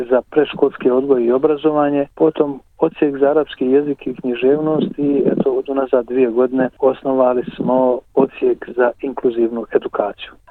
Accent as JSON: {"language": "Croatian", "town": "Donji Vakuf", "region": "Federation of Bosnia and Herzegovina", "country": "Bosnia & Herzegovina", "tie": "born or raised there", "also_born_or_lived": "Sarajevo / Zenica", "moved": "as an adult", "lives_now": "Australia", "said": "sam rođen u Donjem Vakufu 53. godine da sam tamo završio osnovnu školu, potom gazi u Srebegu u medresu"}